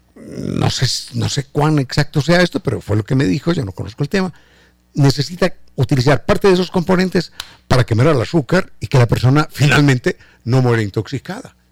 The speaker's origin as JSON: {"language": "Spanish", "country": "Ecuador", "said": "nuestro castellano ecuatoriano, de nuestros ecuatorianismos"}